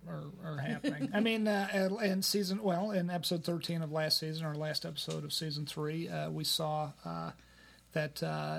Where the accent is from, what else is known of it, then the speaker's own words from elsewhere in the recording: East Coast, United States; moved away; I was brought up on the East Coast